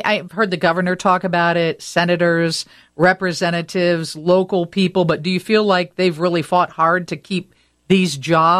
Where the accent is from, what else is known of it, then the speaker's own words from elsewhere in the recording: Rockford, Illinois, United States; I grew up in Rockford.